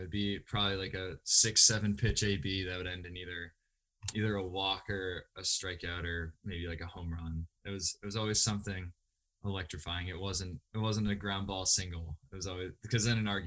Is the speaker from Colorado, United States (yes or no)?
no; New Hampshire, United States; Northeast Delta Dental Stadium in Manchester, New Hampshire. That was the home of our state championships